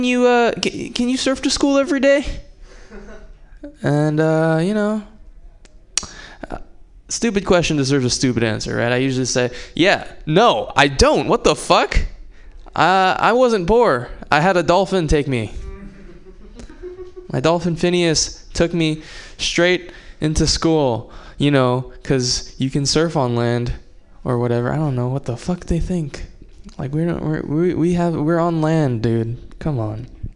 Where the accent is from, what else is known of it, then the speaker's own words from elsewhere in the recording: Hawaii, United States; moved away as an adult; I was born in Hawaii, raised in Hawaii